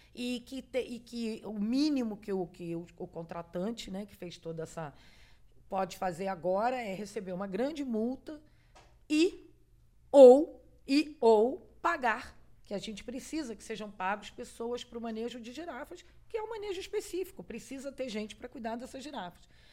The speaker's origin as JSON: {"language": "Portuguese", "country": "Argentina", "tie": "born or raised there", "moved": "yes", "said": "eu falo espanhol muito bem, nasci na Argentina"}